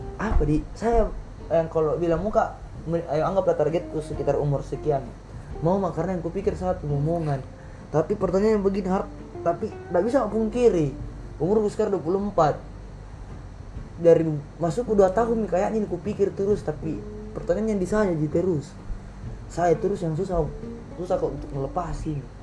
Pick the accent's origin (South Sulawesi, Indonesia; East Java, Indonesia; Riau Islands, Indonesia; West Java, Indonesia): South Sulawesi, Indonesia; Makassar; moved away; kampung saya di Makassar